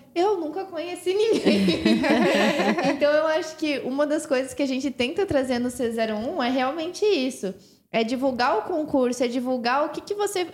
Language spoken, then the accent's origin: Portuguese; Santa Catarina, Brazil; eu sou de Santa Catarina